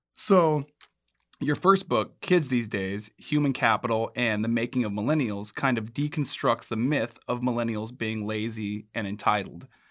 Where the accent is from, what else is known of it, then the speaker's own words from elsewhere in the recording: Alaska, United States; I'm from Alaska